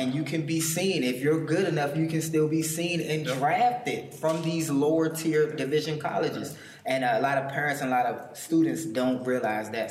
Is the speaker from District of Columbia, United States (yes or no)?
yes; Washington, District of Columbia, United States; I'm from Washington D.C.